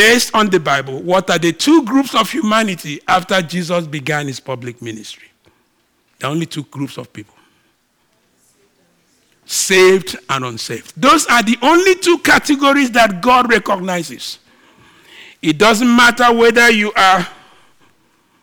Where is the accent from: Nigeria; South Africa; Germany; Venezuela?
Nigeria; I'm a Nigerian